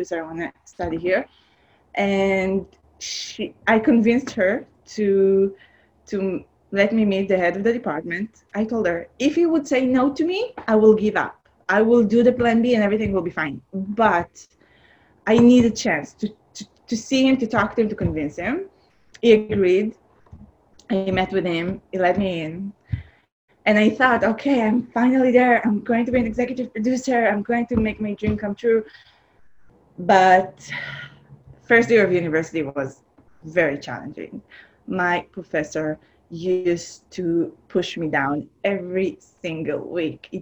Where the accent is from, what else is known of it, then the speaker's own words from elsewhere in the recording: Israel; English is a second language; now in Los Angeles, United States; I'm from Israel. I grew up in a small town, very agricultural town